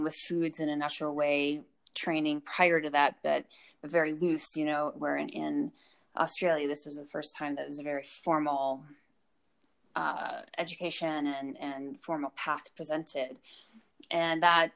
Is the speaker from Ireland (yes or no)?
no; Alaska, United States; now in Aspen, United States; I grew up in a very rural area of Alaska